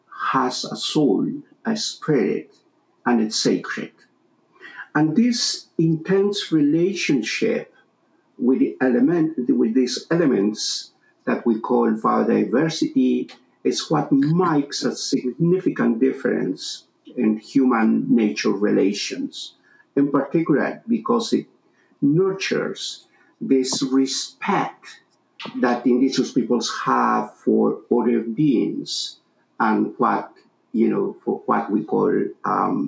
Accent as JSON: {"language": "English", "region": "southern Peru", "country": "Peru", "tie": "born or raised there", "said": "a Quechua native from southern Peru"}